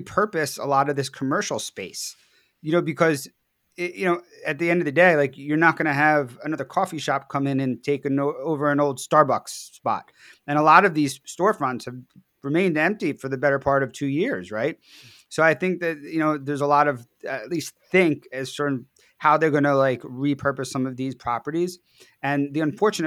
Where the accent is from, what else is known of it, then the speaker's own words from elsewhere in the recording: Philadelphia, Pennsylvania, United States; Philadelphia, my hometown